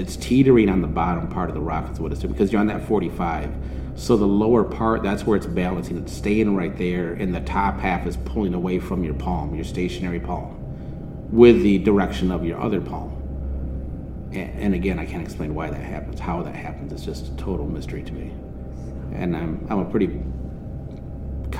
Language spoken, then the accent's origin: English; Michigan, United States; we're from Michigan.